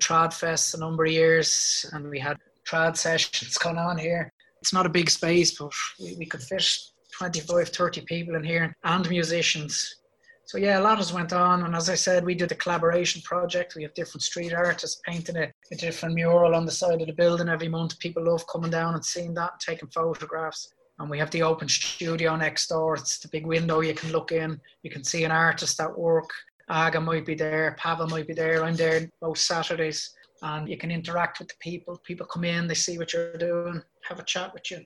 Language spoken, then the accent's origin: English; Ireland; I'm Irish.